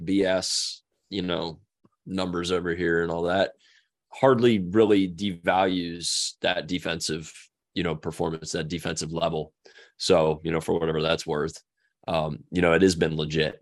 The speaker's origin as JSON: {"language": "English", "region": "Ohio", "country": "United States", "tie": "born or raised there", "said": "I grew up in Ohio"}